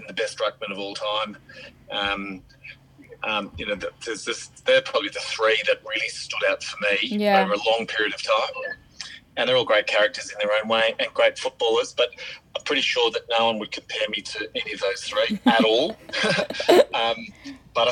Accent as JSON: {"language": "English", "town": "Kew", "region": "Victoria", "country": "Australia", "tie": "born or raised there", "said": "I grew up in Kew and played school footy and local community footy"}